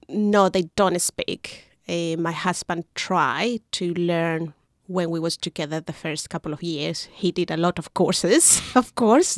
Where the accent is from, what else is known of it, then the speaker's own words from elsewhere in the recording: Chile; English is a second language; moved away as an adult; now in Wellington, New Zealand; I'm coming from Chile. I've been here in New Zealand about thirteen years.